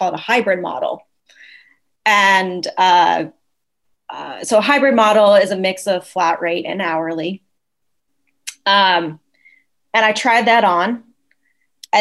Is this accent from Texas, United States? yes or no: yes; Austin, Texas, United States; also born or lived in Pittsburgh; I'm from Austin.